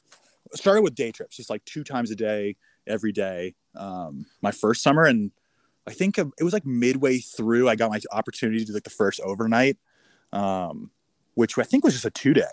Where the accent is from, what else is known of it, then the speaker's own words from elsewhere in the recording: Newport Beach, California, United States; now in Bend, United States; I grew up in Southern California, in Newport Beach, like Orange County.